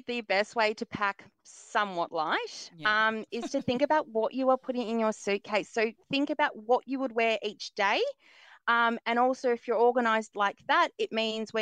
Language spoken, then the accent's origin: English; Melbourne, Victoria, Australia; I am from Melbourne, so I am starved of sunshine